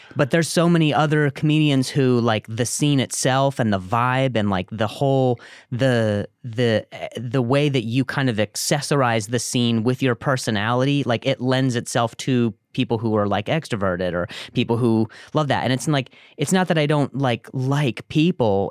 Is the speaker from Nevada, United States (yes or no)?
yes; Las Vegas, Nevada, United States; moved away as an adult; also born or lived in Indiana; I grew up in, uh, Vegas after